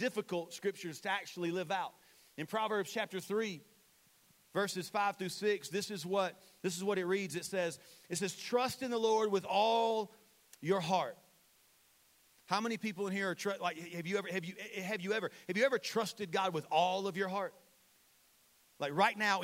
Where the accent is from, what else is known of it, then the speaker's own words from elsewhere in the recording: Saluda, United States; I'm from Saluda